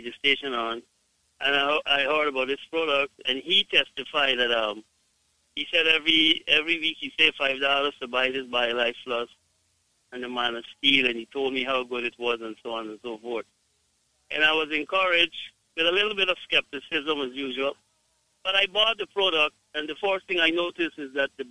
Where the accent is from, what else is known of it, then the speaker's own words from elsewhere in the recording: Guyana; I am from Guyana